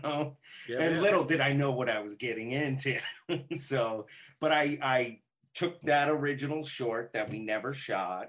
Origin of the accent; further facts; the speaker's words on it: Las Vegas, Nevada, United States; moved away as an adult; now in Los Angeles, United States; I grew up from the time I was 3 and I came out to LA when I was 28.